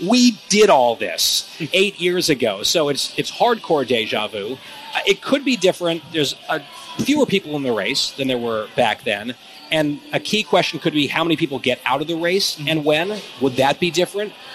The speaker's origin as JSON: {"language": "English", "region": "New Jersey", "country": "United States", "tie": "born or raised there", "said": "my home state"}